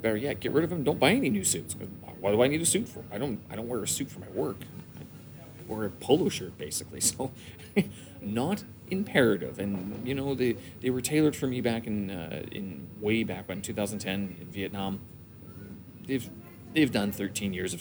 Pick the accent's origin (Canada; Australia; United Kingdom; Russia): Canada; Winnipeg, Manitoba; born or raised there; moved away as an adult; now in China